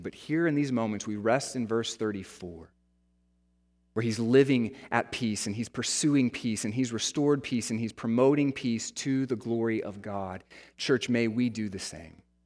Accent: United States; the American church

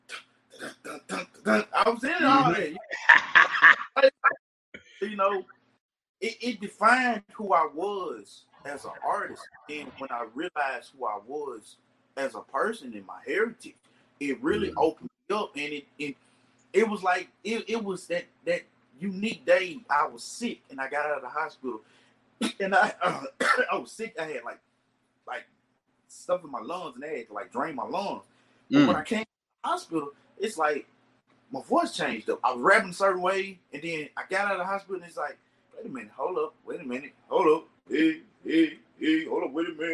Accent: Jackson, Mississippi, United States; I was born here. I was born in Jackson

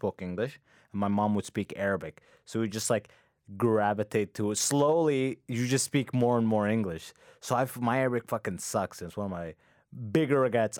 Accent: London, Ontario, Canada; also born or lived in Sudan; I grew up in London, it's, like, two hours away from

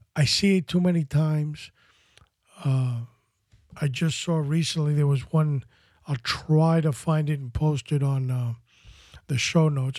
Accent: New York City, New York, United States; I grew up in Washington Heights in Manhattan as a, as a, as a younger child.

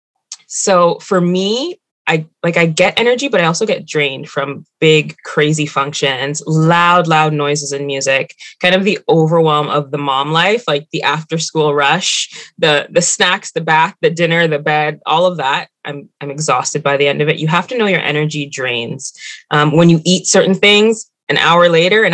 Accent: Mississauga, Ontario, Canada; also born or lived in Scarborough; now in Toronto, Canada; I grew up in Mississauga, moved to Scarborough, all the way on the other side. And that's where I am now.

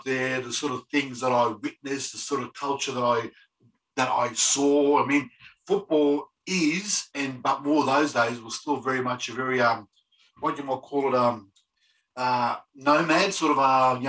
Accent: Melbourne, Victoria, Australia; Actually, growing up in there was an experience.

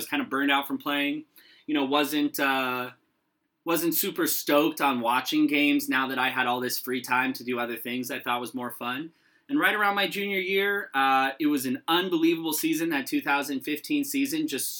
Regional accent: Arizona, United States; moved away; originally I hail from the Grand Canyon State all the way down in the southwest, Arizona

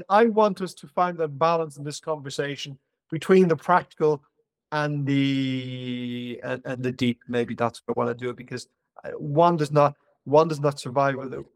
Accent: Ireland; I'm Irish

